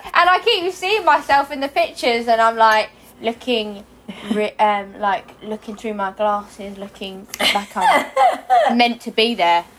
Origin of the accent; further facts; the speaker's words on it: Hastings, South East England, United Kingdom; I was born in Hastings, but um, I grew up just outside Hastings in the countryside